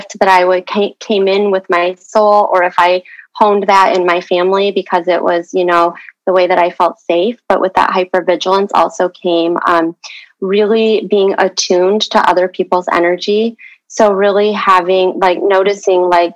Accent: Michigan, United States; also born or lived in Seoul, Korea / Daegu, Korea; I lived in the orphanage for about a year until I was adopted into the Midwest in Michigan

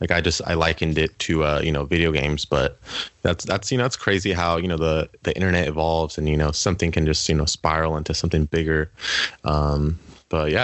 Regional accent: Winters, California, United States; I'm from Winters, which is, like, a super small town. It's about an hour away from Sac

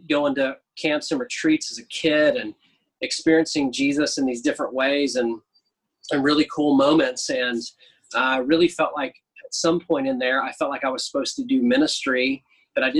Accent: Oklahoma, United States; Growing up, I lived in a bunch of different places in Oklahoma.

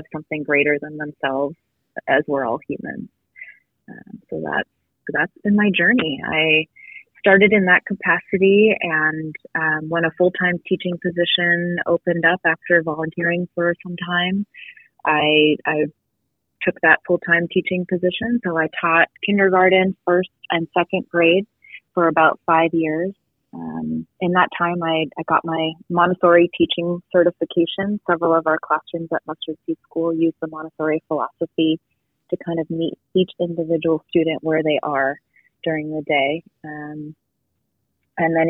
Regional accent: Boston, Massachusetts, United States; moved away as an adult; I'm originally from the Boston area

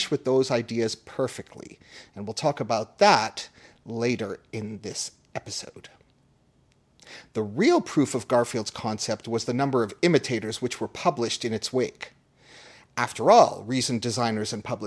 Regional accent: Toronto, Ontario, Canada; Toronto, my hometown

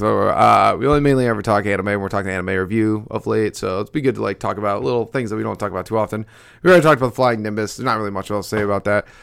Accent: Albany, New York, United States; moved away; also born or lived in Buffalo; Represent five one eight back in Albany

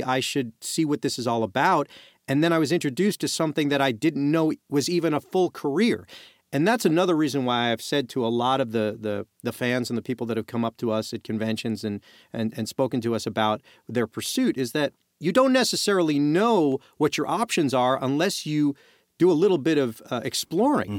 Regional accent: New York City, New York, United States; I'm, I'm from Brooklyn

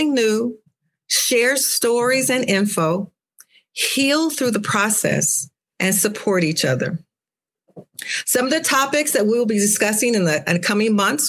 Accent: Akron, Ohio, United States; I'm from Akron, Ohio, home of LeBron James

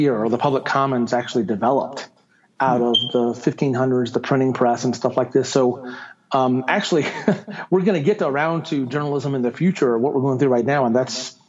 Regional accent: Augusta, Georgia, United States; moved away as an adult; also born or lived in California / Connecticut; now in New Mexico, United States; I am originally from Georgia. That's where I grew up in the 60s and 70s

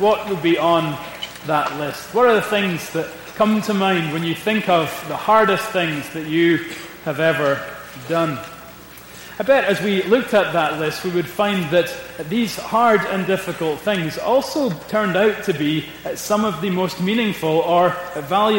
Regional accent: Scotland, United Kingdom; I am a Scot

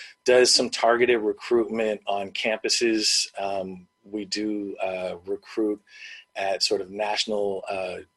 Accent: Bay Area, California, United States; I'm from the Bay Area

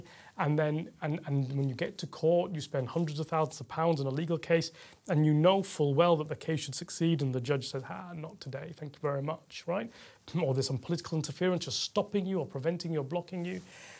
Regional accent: Yorkshire and the Humber, United Kingdom; I'd say I'm Yorkshireman through and through.

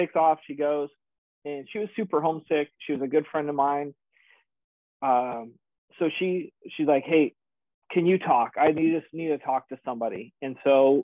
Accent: Oregon, United States; moved away as an adult; I was born and raised in Oregon

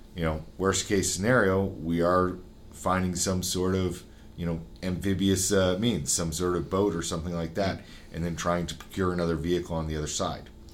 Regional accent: Utah, United States; I'm from Utah, Utah was set up where there was a town every 10 miles

